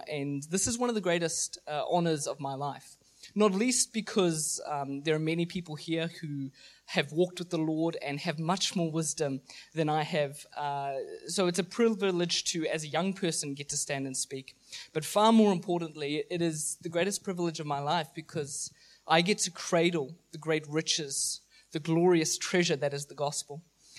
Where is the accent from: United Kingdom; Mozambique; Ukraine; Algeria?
Mozambique; I grew up in Mozambique where my parents were missionaries for 20 years. I grew up in a very, very rural part of the country.